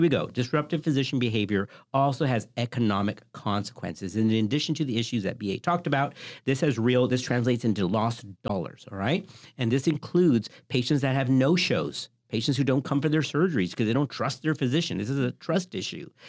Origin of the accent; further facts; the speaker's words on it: the South, United States; I grew up in the South.